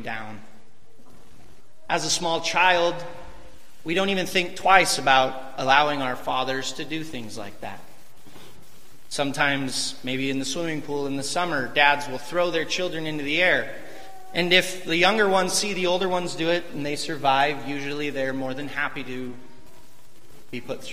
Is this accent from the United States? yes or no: yes; Northwest Washington, United States; when I was growing up in Northwest Washington, I lived on a dairy farm